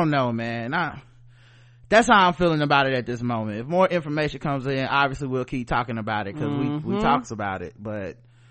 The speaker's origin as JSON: {"language": "English", "region": "the South", "country": "United States", "said": "We come from the South. We don't sound like that, okay?"}